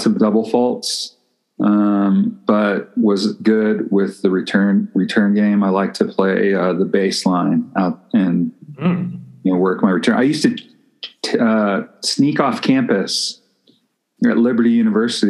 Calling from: Albuquerque, New Mexico, United States; I'm calling in from Albuquerque

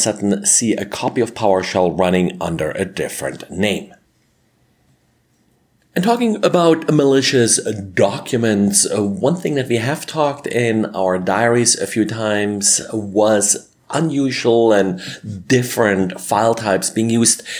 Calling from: Denver, Colorado, United States; today I'm recording from Denver, Colorado.

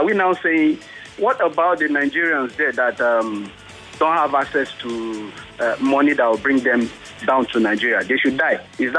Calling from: Israel; Yeah, this is … in Israel.

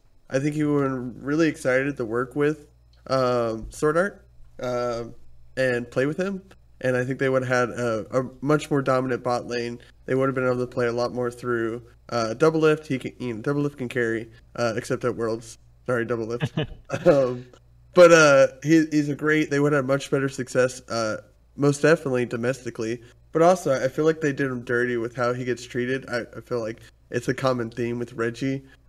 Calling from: Atlanta, Georgia, United States; Atlanta, Georgia.

